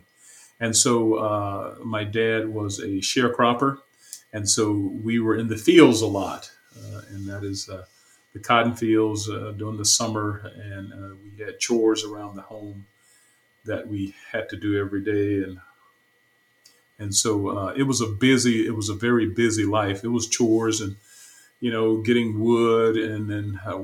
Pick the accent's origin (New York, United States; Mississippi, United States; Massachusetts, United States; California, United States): Mississippi, United States; Batesville; moved away as an adult; also born or lived in Chicago / New Orleans / Houston; now in Dallas, United States; I was born in Batesville, Mississippi, and in the south, in the northern part of Mississippi. And that's where my childhood took place until I was around 18